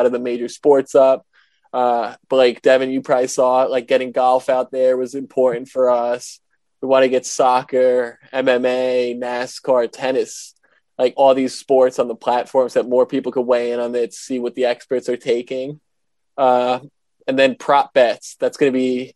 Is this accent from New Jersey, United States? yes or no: yes; New Jersey, United States; accent: New Jersey; with my New Jersey accent